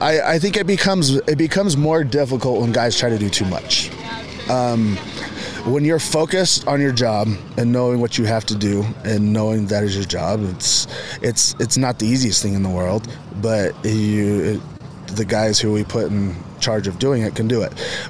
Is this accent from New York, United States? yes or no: no; Utah, United States; I knew me growing up in Carbon County